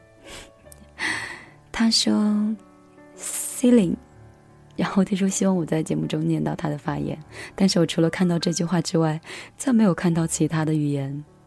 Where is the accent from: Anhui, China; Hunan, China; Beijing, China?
Anhui, China; moved away; also born or lived in Lhasa; 其实我是一个地地道道、土生土长的安徽女孩儿，属于南方吧，我们那边的气候是比较温润的